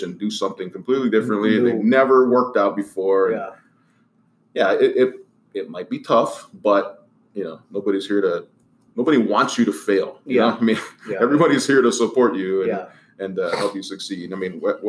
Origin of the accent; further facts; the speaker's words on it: Hawaii, United States; now in Round Rock, United States; we both grew up in Hawaii